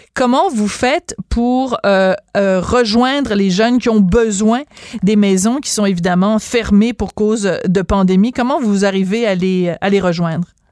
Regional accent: Quebec, Canada; chez nous au Québec

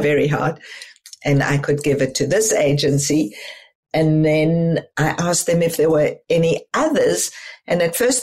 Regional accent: South Africa; moved away as an adult; as a child and as a young adult growing up in South Africa

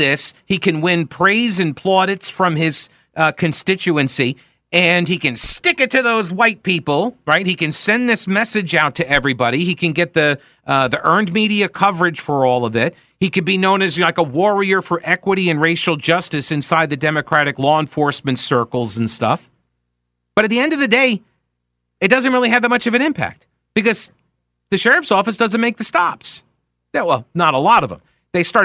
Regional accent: Long Island, New York, United States; now in North Carolina, United States; I'm originally from Long Island

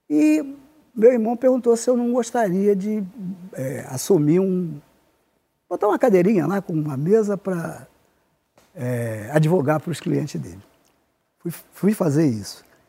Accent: Rio de Janeiro, Brazil; nasci no Irajá e me criei no Irajá, só saí é, com 26 anos

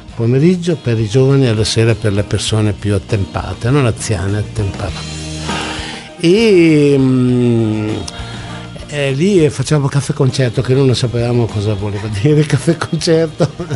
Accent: Emilia-Romagna, Italy; io sono emiliano

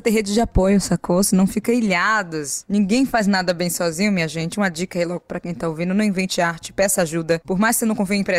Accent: Maranhão, Brazil; Aí a pessoa fala, ah, eu sou do Nordeste da Maranhão. Eu falei, ah, eu também, eu também sou.

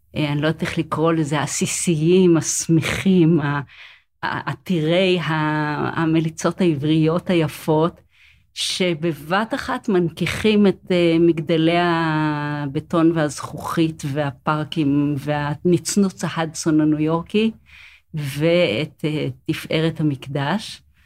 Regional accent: Jerusalem, Jerusalem District, Israel; אני חיה בירושלים, אני נולדתי בירושלים

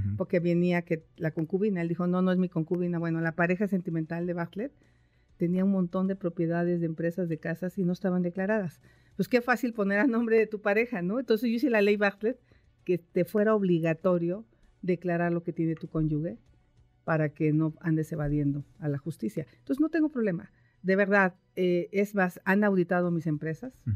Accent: Valle del Mezquital, Hidalgo, Mexico; now in Mexico City, Mexico; yo nací en el Valle del Mezquital y siempre sufrimos de agua.

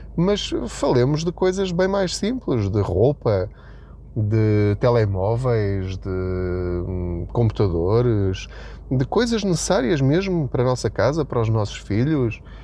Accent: Portugal; a nossa situação enquanto portugueses

